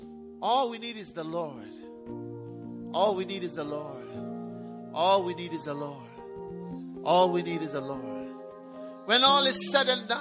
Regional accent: Ghana; moved away as an adult; now in London, United Kingdom; But as soon as I was born, I was taken to Ghana. And I've been there all my life.

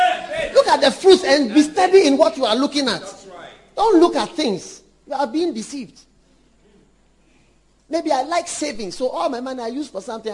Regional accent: London, United Kingdom; born there; I was born in London. I wasn't born in Ghana.

